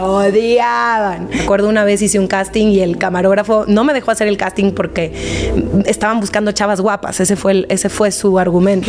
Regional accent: Monterrey, Nuevo León, Mexico; moved away; also born or lived in Argentina; Soy regia, nací en Monterrey, toda mi familia está allá, menos mi hermano.

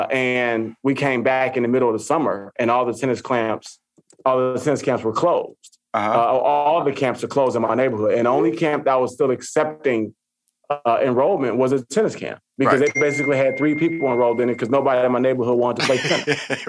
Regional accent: Chicago, Illinois, United States; I mean, I grew up on the South Side of Chicago.

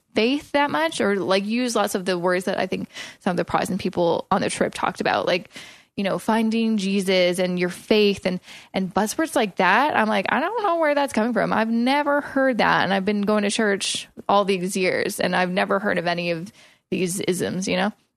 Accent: Coquitlam, British Columbia, Canada; moved away as an adult; now in Toronto, Canada; moving from my hometown of Coquitlam

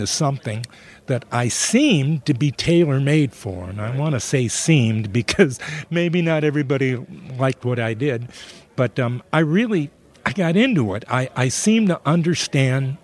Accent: suburb of Detroit, Michigan, United States; I was born in Detroit, but I was raised in a suburb of Detroit

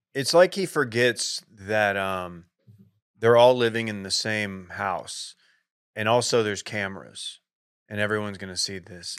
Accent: United States; as an American, a U S American

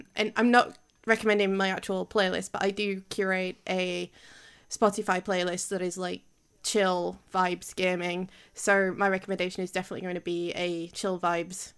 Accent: Yorkshire and the Humber, United Kingdom; accent: Yorkshire

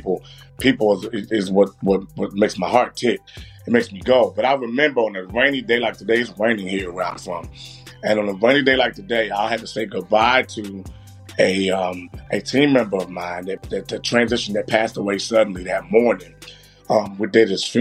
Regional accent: Baltimore, Maryland, United States; I'm from Baltimore, born and raised

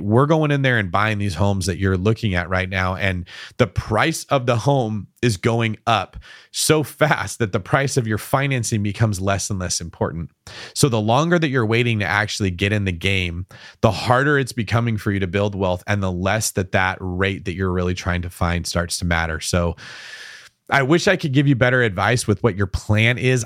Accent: Bay Area, California, United States; Every one of us that's from the Bay Area always has to tell everyone we're from the Bay Area

